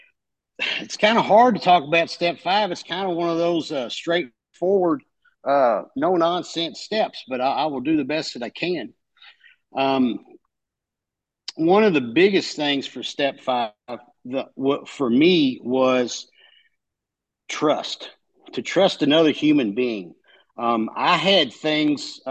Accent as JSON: {"language": "English", "region": "Kentucky", "country": "United States", "said": "The accent, I'm from Kentucky"}